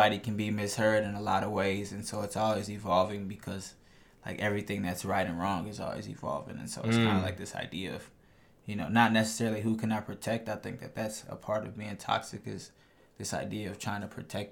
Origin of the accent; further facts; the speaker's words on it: Minneapolis, Minnesota, United States; growing up in North Minneapolis